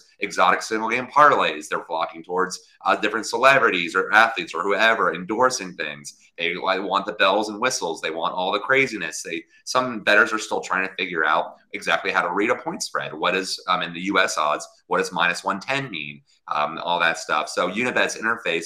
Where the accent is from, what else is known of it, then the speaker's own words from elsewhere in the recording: Virginia, United States; Virginia, my home state.